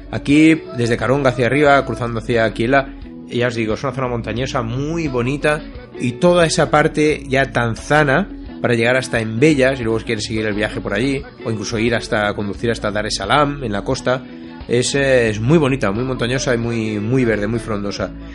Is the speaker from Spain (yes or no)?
yes; Catalonia, Spain; a mi tierra, ¿no? A Cataluña